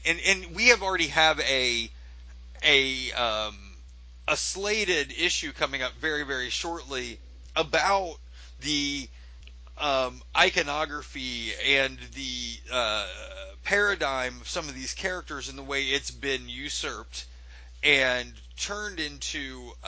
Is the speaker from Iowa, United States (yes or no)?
no; Ohio, United States; I'm from Ohio